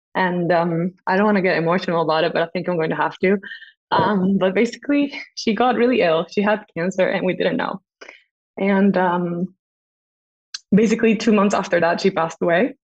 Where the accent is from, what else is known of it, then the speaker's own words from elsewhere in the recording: Costa Rica; moved away as an adult; also born or lived in England; we live in Costa Rica. So, and I'm from Costa Rica